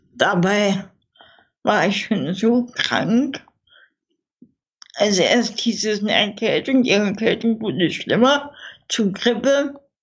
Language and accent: German; Dresden, Saxony, Germany; bei uns in Dresden